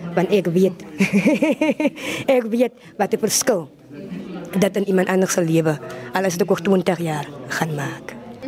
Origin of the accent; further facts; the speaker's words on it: Voorstekraal, Western Cape, South Africa; Ek is van Voorstekraal